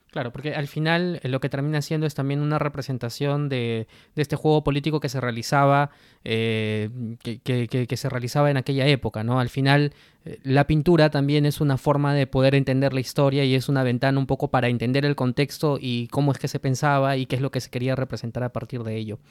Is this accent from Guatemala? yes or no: no; Peru; nosotros como peruanos